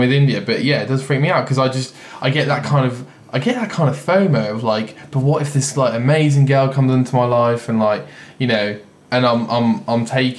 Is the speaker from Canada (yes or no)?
no; England, United Kingdom; we're English